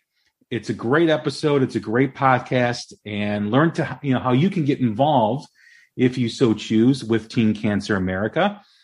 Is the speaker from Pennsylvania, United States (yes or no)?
no; Chicago, Illinois, United States; growing up in Chicago